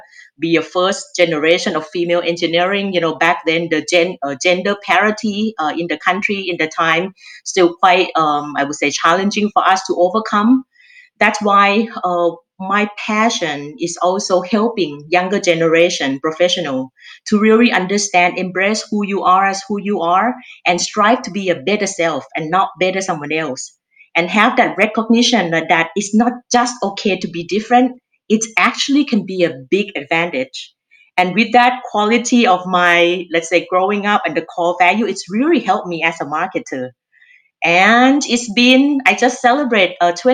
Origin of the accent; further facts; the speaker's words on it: Thailand; accent: Thai; English is a second language; moved away as an adult; you can tell by my accent, I'm Thai. I originally from Thailand. I moved here about 20 years ago. When I look back, I actually grew up in quite a moderate family in Thailand.